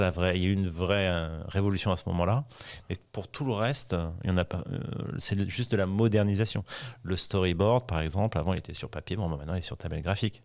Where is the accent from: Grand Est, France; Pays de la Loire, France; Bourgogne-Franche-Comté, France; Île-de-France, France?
Île-de-France, France; Paris; je suis parisien, je suis latin, je suis français